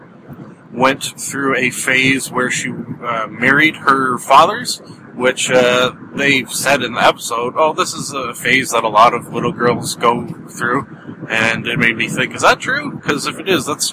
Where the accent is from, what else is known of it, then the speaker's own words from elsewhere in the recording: Canada; I am Canadian